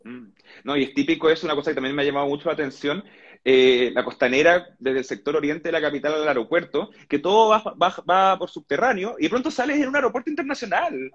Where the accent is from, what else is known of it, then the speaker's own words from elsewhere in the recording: Coyhaique, Aysén, Chile; soy de Coyhaique